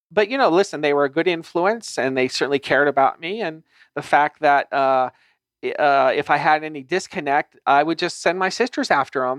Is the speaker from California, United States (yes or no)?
yes; Los Angeles, California, United States; I grew up in Los Angeles